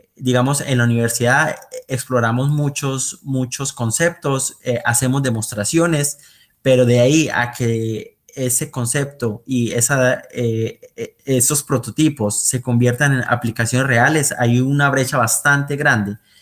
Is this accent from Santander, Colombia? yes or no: yes; Bucaramanga, Santander, Colombia; moved away as an adult; also born or lived in Aguachica, Cesar, Colombia / Netherlands; now in Eindhoven, Netherlands; mi familia se ha mudado bastante en Colombia. nosotros nacimos allí en Aguachica, pero luego mi familia se mudó para Bucaramanga de hecho, yo allí estudié eh, bastante tiempo, hasta noveno grado, y de ahí volví a Aguachica por dos años y terminé allí mi bachillerato.